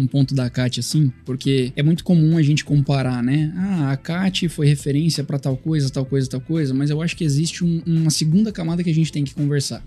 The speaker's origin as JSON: {"language": "Portuguese", "town": "Bauru", "region": "São Paulo", "country": "Brazil", "tie": "born or raised there", "also_born_or_lived": "Florianópolis", "moved": "as an adult", "lives_now": "Rio de Janeiro, Brazil", "said": "Eu sou nascido e criado no interior de São Paulo"}